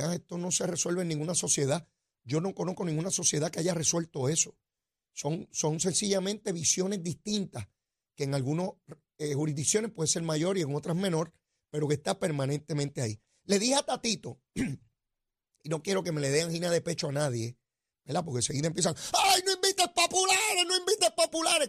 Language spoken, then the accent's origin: Spanish; Puerto Rico